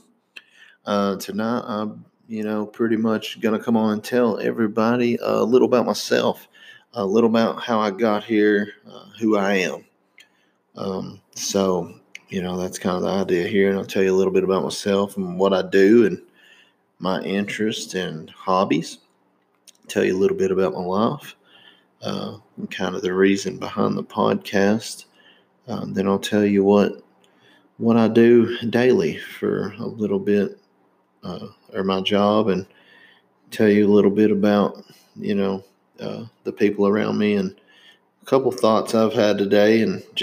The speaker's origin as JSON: {"language": "English", "region": "Indiana", "country": "United States", "tie": "born or raised there", "said": "born in Indiana"}